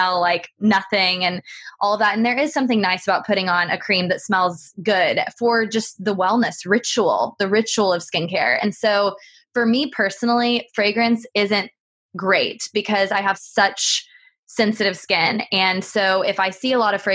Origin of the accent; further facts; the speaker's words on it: Texas, United States; now in United Kingdom; I'm from Texas